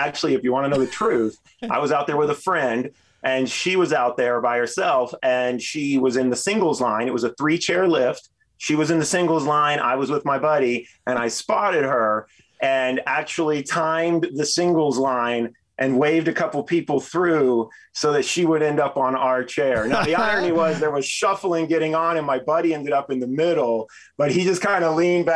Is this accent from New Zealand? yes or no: no; Texas, United States; moved away as an adult; now in Denver, United States; I'm from Texas originally and moved out here when I was 18 to snowboard